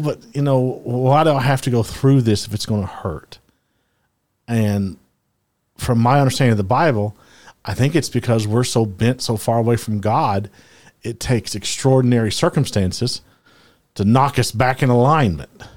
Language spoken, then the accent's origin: English; Louisiana, United States; I am from the South. My dad, you know, grew, I grew up in Louisiana